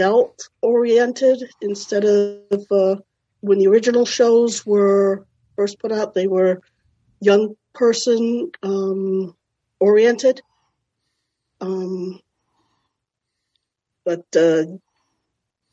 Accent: Hartford, Connecticut, United States; I'm from Hartford, Connecticut

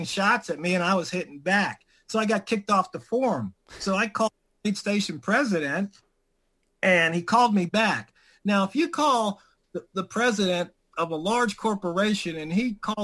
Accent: Washington, District of Columbia, United States; I grew up in Washington, D.C., Southeast

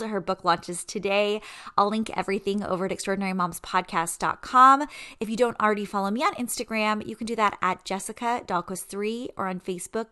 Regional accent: San Diego, California, United States; moved away as an adult; also born or lived in Virginia; I was raised in San Diego

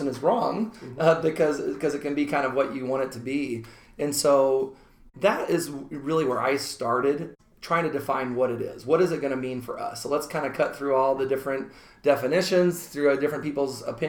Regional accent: Omaha, Nebraska, United States; I'm from the Omaha area. I graduated just down the street in Ralston

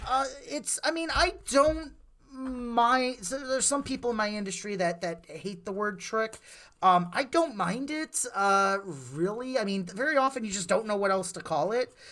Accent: Wonder Lake, Illinois, United States; we grew up down in Wonder Lake

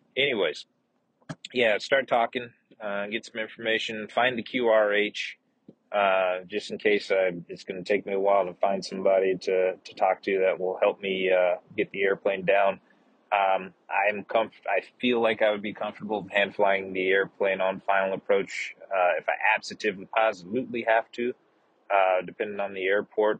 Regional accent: the south portion of the United States, Southern United States, United States; accent: southern; also born or lived in West Coast, United States; now in Austin, United States; got my southern accent back

